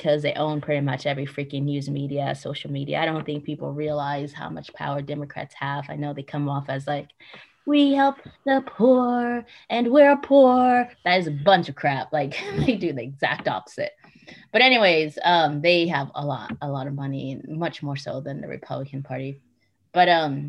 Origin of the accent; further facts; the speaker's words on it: Alexandria, Virginia, United States; also born or lived in Kenya; So I was raised in D.C. D.C. is very liberal. When I say D.C., people get confused because I say I'm from Virginia